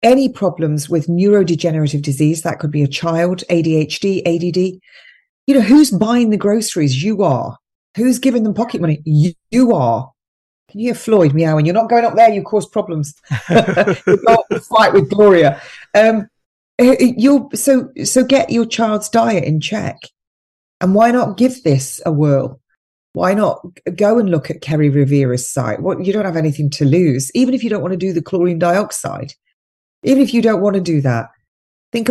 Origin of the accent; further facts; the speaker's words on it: England, United Kingdom; I'm English, I'm in Iran now, and we're going to do this because this is the way we do it in England.